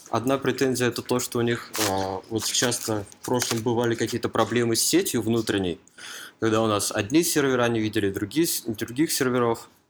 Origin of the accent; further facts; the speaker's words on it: Moscow Oblast, Russia; Я из Подмосковья.